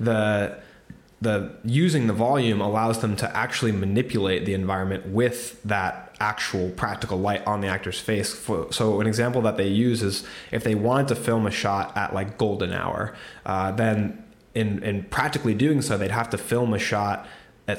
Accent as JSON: {"language": "English", "country": "United States", "said": "I'm American"}